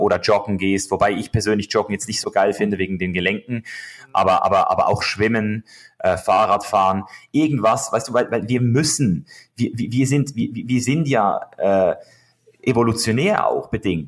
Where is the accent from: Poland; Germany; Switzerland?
Switzerland; now in United States; ich als Schweizer äh, Junge, als Bub, Schweizer Bub